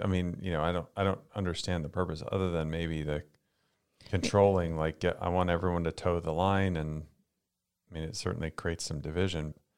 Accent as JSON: {"language": "English", "region": "Florida", "country": "United States", "tie": "born or raised there", "said": "We grew up in Florida"}